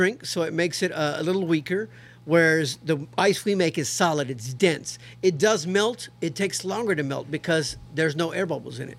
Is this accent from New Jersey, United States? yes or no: no; Houston, Texas, United States; I'm born and raised in Houston, Texas